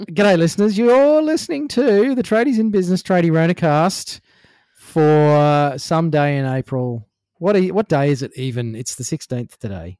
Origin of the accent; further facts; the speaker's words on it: Queensland, Australia; also born or lived in New South Wales; I was born in New South Wales, but I grew up in Queensland